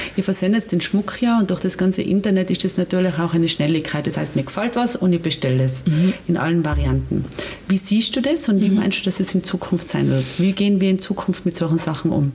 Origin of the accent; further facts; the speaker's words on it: Austria; bei uns in Österreich